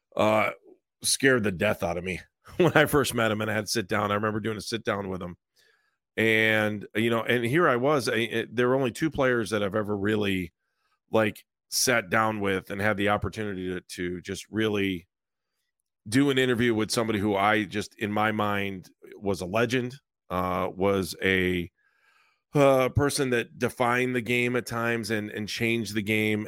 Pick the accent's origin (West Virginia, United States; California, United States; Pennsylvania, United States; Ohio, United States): Ohio, United States; Northeast; growing up in Northeast Ohio